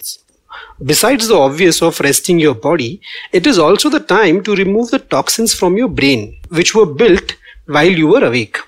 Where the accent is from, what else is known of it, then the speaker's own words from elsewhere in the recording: Pune, Maharashtra, India; I am from Pune, and the city is famous for many things. And one of my favorite is that we love our little afternoon naps